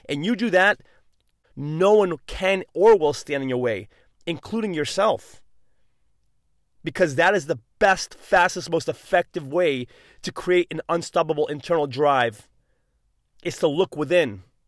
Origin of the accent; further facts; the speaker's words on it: New England, United States; I'm from New England